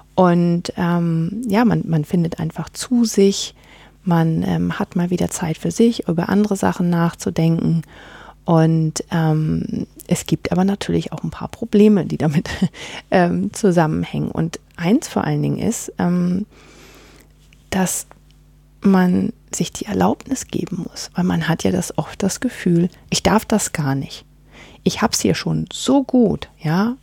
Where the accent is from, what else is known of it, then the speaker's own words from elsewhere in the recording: Northern Germany, Germany; now in Gimmeldingen, Germany; bei uns wo in Norddeutschland, wo ich herkomme